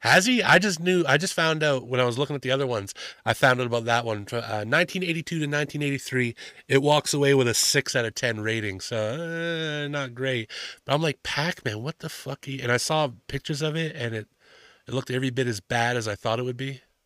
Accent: Canada; I'm from Canada

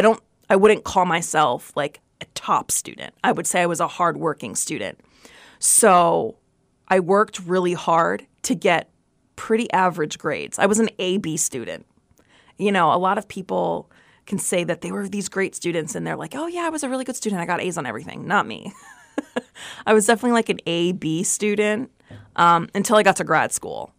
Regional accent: New Jersey, United States; also born or lived in Brooklyn, New York / North Dakota; I was born in Brooklyn, raised in Jersey

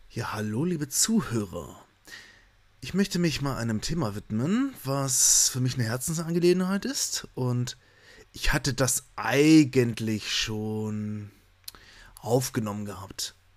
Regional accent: Germany; wir vielleicht als Deutsche

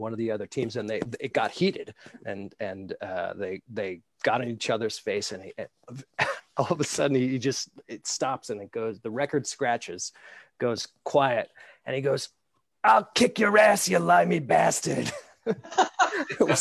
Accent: Nassau County, New York, United States; moved away as an adult; now in Scotland, United Kingdom; I'm a native New Yorker

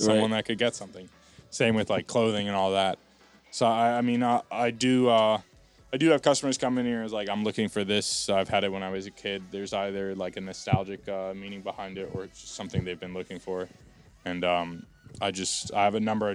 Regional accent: West Orange, New Jersey, United States; I'm from West Orange, which is right next door to Montclair

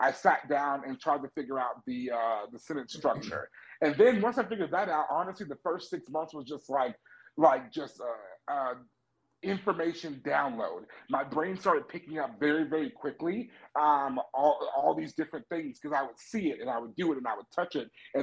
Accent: United States; moved away as an adult; also born or lived in China; I am an American teacher

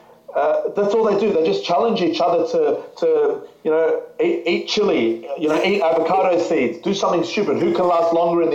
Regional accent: Australia; we're from Australia

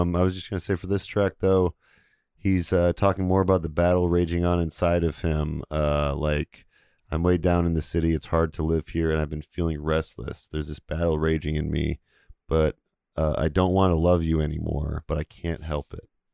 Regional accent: Beloit, Wisconsin, United States; the kids I grew up with in Beloit

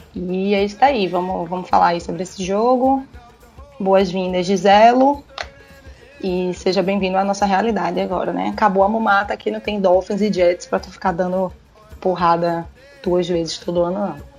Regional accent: Recife, Pernambuco, Brazil; sou de Recife

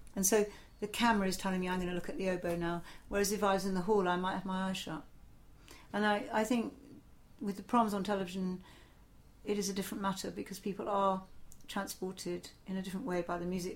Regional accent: Portsmouth, South East England, United Kingdom; I grew up in Portsmouth

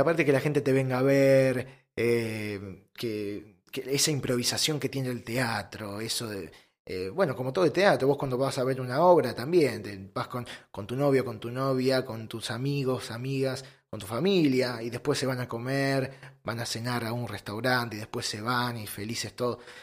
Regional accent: Lomas de Zamora, Buenos Aires Province, Argentina; yo soy de Loma de Zamora, de zona sur. Eh, en Buenos Aires, zona sur.

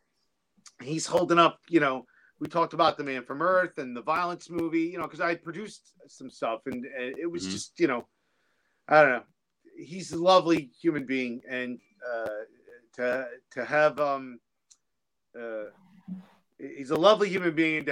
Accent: New Jersey, United States; I'm a guy from Jersey

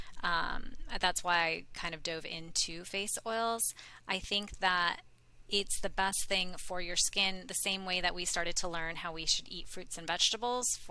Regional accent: India; I'm from India

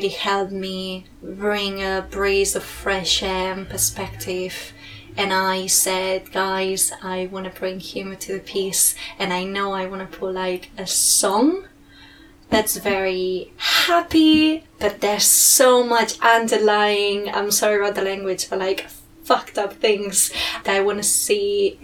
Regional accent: Girona, Catalonia, Spain; English is a second language; moved away as an adult; also born or lived in Barcelona; now in London, United Kingdom; in my hometown, which is, I'm from Girona

